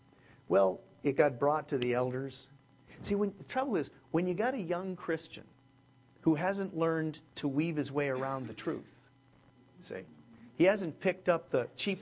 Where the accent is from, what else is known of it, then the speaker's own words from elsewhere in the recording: Canada; now in Southern California, United States; as a Canadian